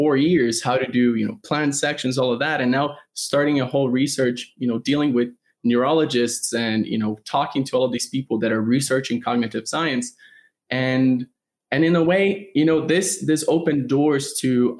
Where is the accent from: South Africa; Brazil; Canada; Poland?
Brazil; moved away as an adult; now in United States; I'm originally from Brazil. I grew up my whole life there.